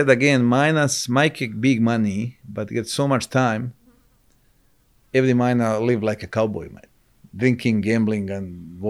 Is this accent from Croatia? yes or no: yes; Croatia; English is a second language; moved away as an adult; now in Australia; We grew up in Croatia. We grew up in same village.